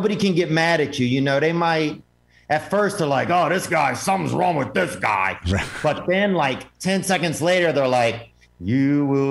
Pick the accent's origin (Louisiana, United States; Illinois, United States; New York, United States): Louisiana, United States; Covington; now in Nashville, United States; I grew up north of New Orleans, just a town called Covington, Louisiana.